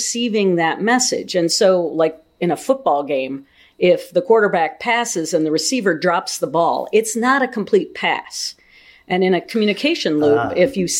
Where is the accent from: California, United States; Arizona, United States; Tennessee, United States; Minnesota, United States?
Minnesota, United States; southeastern; moved away as an adult; now in Ames, United States; I grew up on a farm in southeastern Minnesota